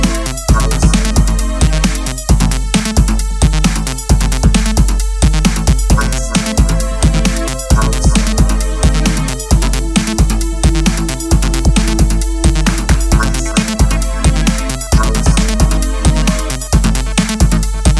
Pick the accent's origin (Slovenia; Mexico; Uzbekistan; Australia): Slovenia; I'm a producer from Slovenia